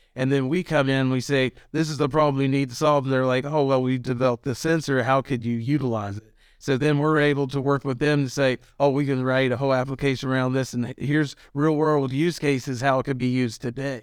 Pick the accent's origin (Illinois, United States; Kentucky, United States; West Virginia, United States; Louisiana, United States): West Virginia, United States; Elkins; I'm originally from Elkins